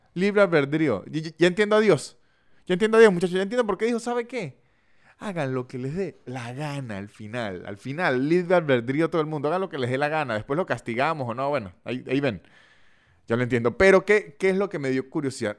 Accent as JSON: {"language": "Spanish", "country": "Venezuela", "also_born_or_lived": "Caracas", "moved": "yes", "said": "soy de San Todo y allá McDonald's no era 24 horas"}